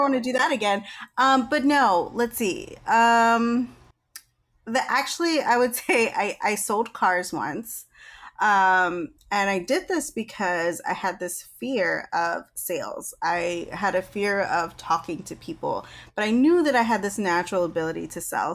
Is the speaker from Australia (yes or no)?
no; Virginia, United States; I'm from Virginia